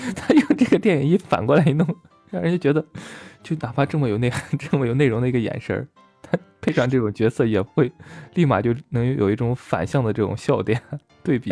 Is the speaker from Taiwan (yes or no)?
no; China; 咱们大陆这边儿，就咱内地人这边儿的